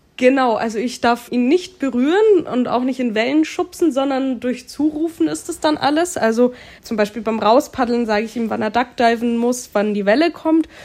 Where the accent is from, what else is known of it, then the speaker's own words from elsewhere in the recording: near Munich, Bavaria, Germany; Ich bin in München, also in der Nähe von München, geboren und aufgewachsen